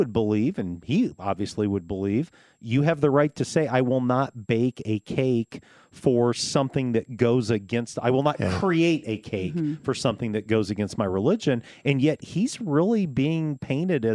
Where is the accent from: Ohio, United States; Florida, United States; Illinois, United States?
Illinois, United States; Champaign; Growing up in Champaign